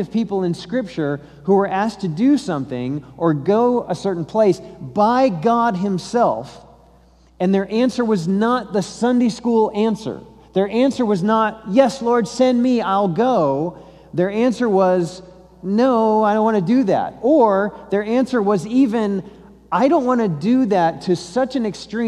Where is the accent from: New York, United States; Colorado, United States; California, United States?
Colorado, United States; So I'm from Colorado, I'm not from Texas.